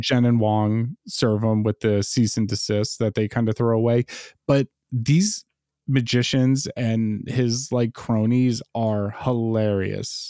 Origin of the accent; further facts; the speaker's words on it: New York City, New York, United States; as a lifelong New Yorker